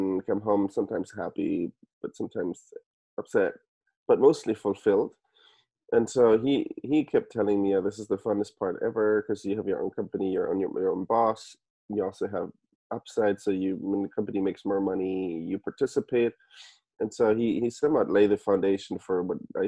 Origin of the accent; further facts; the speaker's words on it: Germany; moved away as an adult; also born or lived in Stanford, United States; now in United States; So I'm originally from Germany. I was born and raised in Germany.